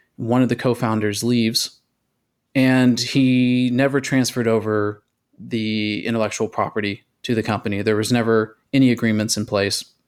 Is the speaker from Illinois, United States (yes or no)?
no; Texas, United States; my home state, Texas